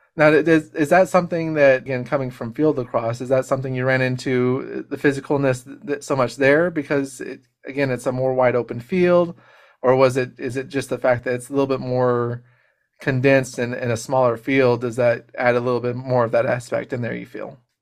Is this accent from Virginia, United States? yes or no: no; Colorado, United States; moved away; also born or lived in Texas; I grew up in Colorado, Uh, I mean, I was born in Texas, but grew up in Colorado for a short time